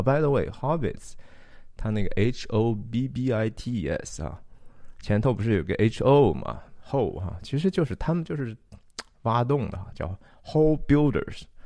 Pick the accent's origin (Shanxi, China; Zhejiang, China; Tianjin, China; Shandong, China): Shanxi, China; 我是山西人